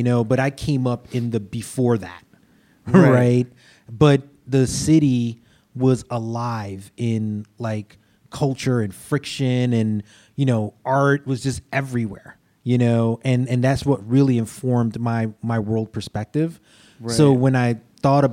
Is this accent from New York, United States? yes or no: yes; New York City, New York, United States; I'm a New York kid. I grew up in Brooklyn